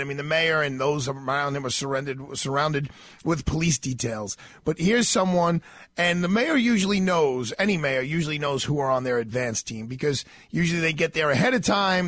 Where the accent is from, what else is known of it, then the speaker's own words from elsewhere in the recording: New York City, New York, United States; someone who grew up in New York City